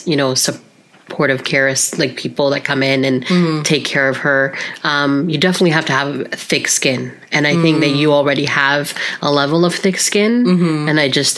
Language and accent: English; Canada; being Filipina, but being Filipinas that were born in Canada